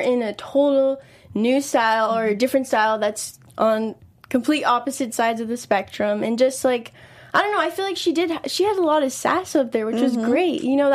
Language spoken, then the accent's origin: English; Long Beach, California, United States; I'm from Long Beach, but I still make the commute up here